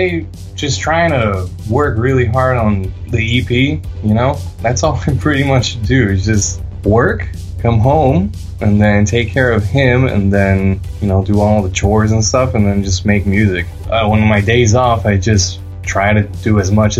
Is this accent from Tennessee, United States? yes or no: no; Miami, Florida, United States; I'm from Miami